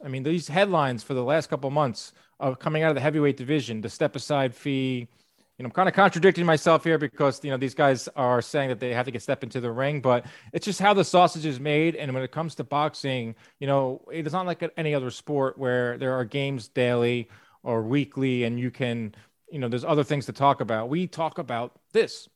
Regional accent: New York, United States; as a New Yorker.

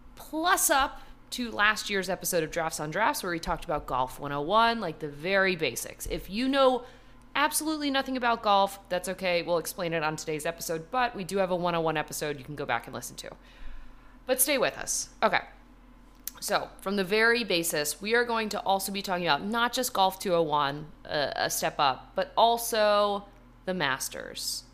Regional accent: Ridgewood, New Jersey, United States; born in my hometown, shout out Ridgewood, New Jersey

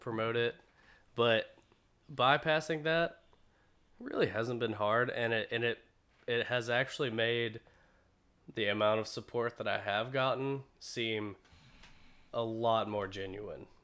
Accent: Greensboro, North Carolina, United States; I'm from Greensboro, North Carolina. I was born and raised here, born at the Women's Hospital.

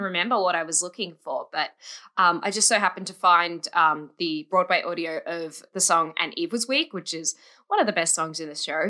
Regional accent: Australia; I'm from Australia

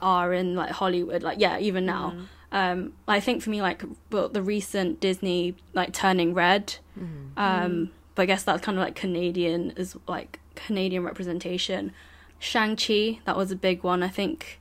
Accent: London, United Kingdom; growing up in London is very different

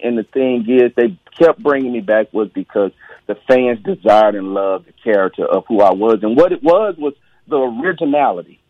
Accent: Mississippi, United States; I'm from Mississippi.

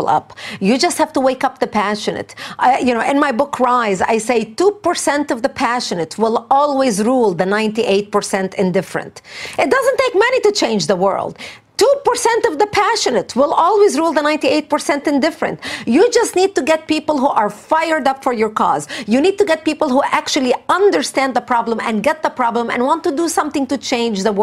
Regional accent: Lebanon; English is a second language; moved away as an adult; now in United States; I was born and raised in Lebanon

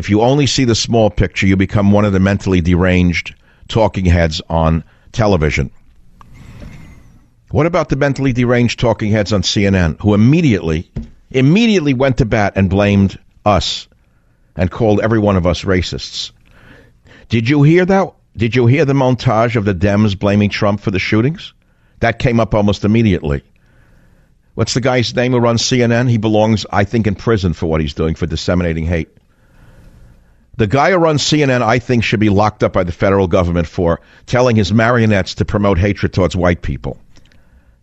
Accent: New York, United States; now in California, United States; I'm a New Yorker

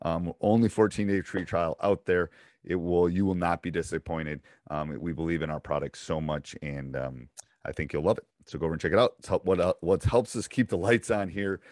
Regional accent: Midwest, United States; moved away as an adult; I grew up in the Midwest, but I went to school out east

